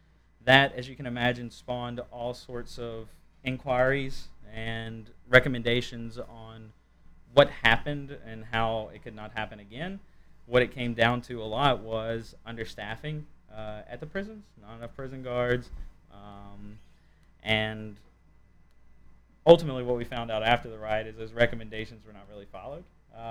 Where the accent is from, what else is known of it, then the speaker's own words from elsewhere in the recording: Mississippi, United States; I'm from Mississippi